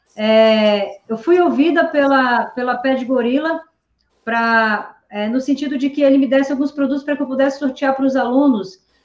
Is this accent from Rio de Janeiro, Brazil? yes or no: no; Manaus, Amazonas, Brazil; moved away as an adult; also born or lived in São Paulo; o meu grande sonho também de sair de Manaus